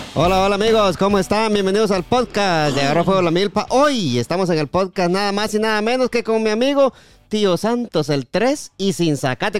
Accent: Guatemala; now in DMV area, United States; yo como Chapín

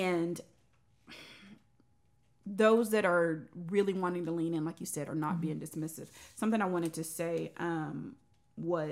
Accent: Rowlett, Texas, United States; I grew up in Rowlett

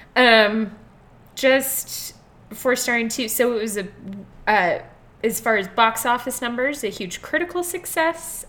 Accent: Las Vegas, Nevada, United States; I'm from Vegas.

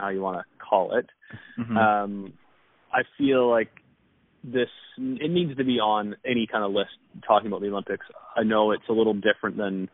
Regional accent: Canada; I'm from Canada, eh?

